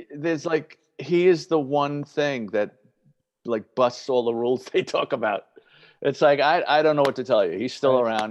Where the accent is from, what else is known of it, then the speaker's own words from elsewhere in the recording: New York City, New York, United States; I'm a Yankee person growing up in the Bronx